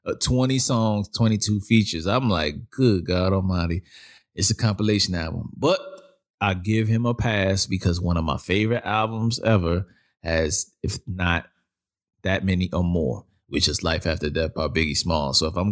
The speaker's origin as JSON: {"language": "English", "town": "Brooklyn", "region": "New York", "country": "United States", "said": "that's what I grew up listening to, being where I'm from Brooklyn"}